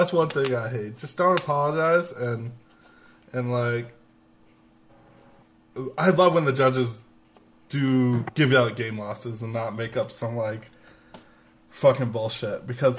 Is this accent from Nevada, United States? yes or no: yes; Las Vegas, Nevada, United States; See, I'm from Vegas.